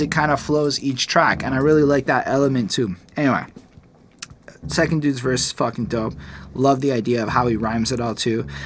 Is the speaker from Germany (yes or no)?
no; United Kingdom; I'm British. Rap is my fetish.